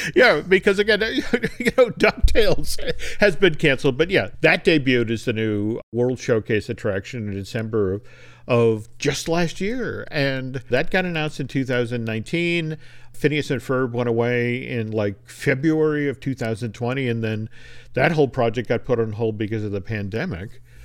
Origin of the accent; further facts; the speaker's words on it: New Hampshire, United States; my home state, New Hampshire